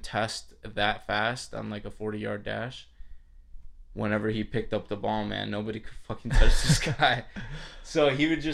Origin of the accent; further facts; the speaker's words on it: Chicago, Illinois, United States; I was born in Chicago